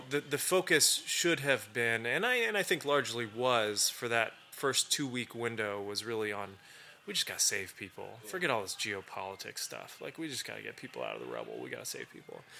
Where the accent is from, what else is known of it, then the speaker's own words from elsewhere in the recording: Turkey; the reason it's personal is because I grew up in Turkey.